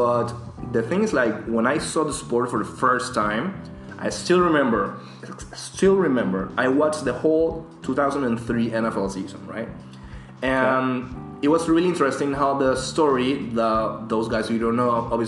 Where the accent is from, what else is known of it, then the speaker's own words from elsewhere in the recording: Panama; now in London, United Kingdom; I'm from Panama.